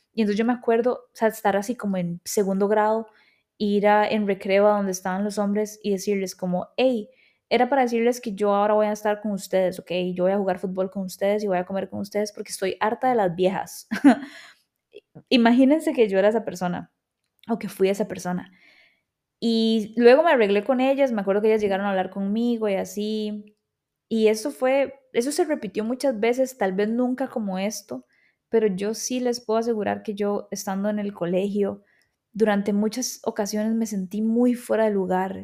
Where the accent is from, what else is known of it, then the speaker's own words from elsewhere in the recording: Escazú, San José, Costa Rica; accent: tico; also born or lived in Buenos Aires, Argentina; Yo em, crecí en Escazú, em, en San Rafael de Escazú o centro de Escazú